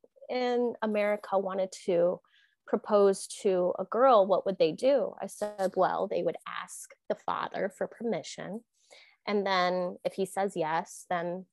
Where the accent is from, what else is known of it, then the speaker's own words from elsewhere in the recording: Florida, United States; also born or lived in Sault Ste. Marie, Michigan / Canada; the house that I grew up in Florida